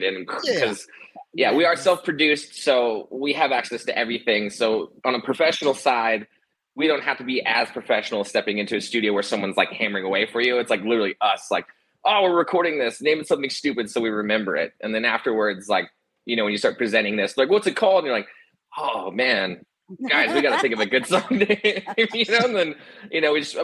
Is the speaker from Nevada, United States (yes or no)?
yes; Reno, Nevada, United States; Reno, Nevada